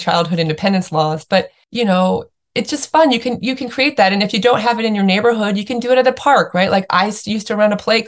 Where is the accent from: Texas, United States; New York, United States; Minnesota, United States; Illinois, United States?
Illinois, United States; Chicago; also born or lived in Australia; now in San Diego, United States; I grew up in the Midwest in Chicago with like big yards and big outdoor space